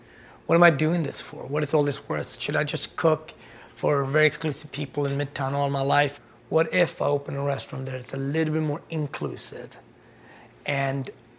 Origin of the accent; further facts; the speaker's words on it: Sweden; moved away as an adult; also born or lived in Ethiopia / Harlem, New York; now in United States; Just like any other Swede, I was born in Ethiopia.